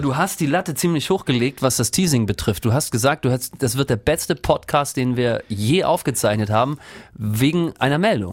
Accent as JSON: {"language": "German", "town": "Rostock", "region": "Mecklenburg-Vorpommern", "country": "Germany", "tie": "born or raised there", "said": "habe die WM im Wohnzimmer meiner Eltern geguckt und zwar äh, in Rostock, Lüttenklein, in einem Hochhaus haben wir damals gewohnt"}